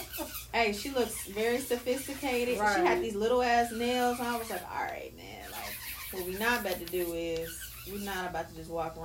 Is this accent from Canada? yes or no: no; South Africa; bro, just even being a South African, I'm just wondering, like, what the other parts are like, because I've never heard too much about it.